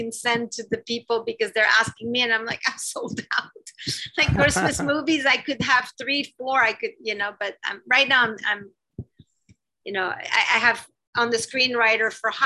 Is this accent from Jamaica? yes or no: no; Canada; I'm Canadian